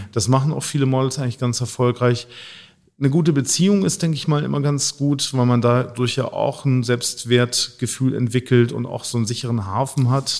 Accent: Hamburg, Germany; Ich bin hier aufgewachsen und äh, bin zwar halb Italiener, halb Finne

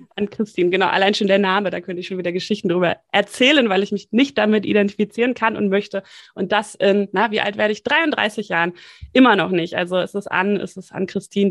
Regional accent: Hamburg, Germany; moved away as an adult; also born or lived in Bonn; Ich bin ähm, in Hamburg geboren, habe mal fünf Jahre, wie gesagt, eben in Bonn gelebt zwischendurch

